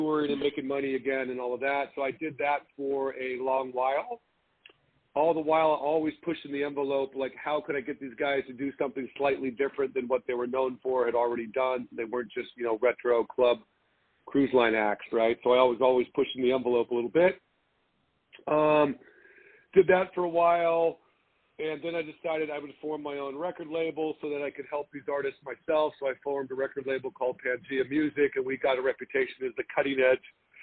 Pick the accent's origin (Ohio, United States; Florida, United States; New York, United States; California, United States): California, United States; Laguna Beach; also born or lived in Los Angeles / San Francisco Bay Area; Born and raised in Laguna Beach, Corona Del Mar, California